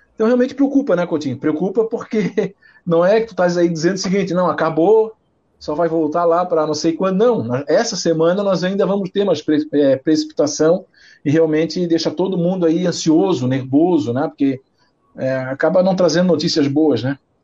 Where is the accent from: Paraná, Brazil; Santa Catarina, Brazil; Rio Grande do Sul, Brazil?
Santa Catarina, Brazil; Florianópolis; meu pai, meu irmão são manezinho aqui de Cacupé, aqui, nós somos manezinho